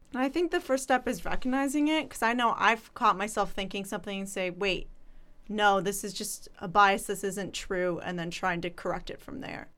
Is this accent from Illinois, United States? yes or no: yes; Chicago, Illinois, United States; I'm from Chicago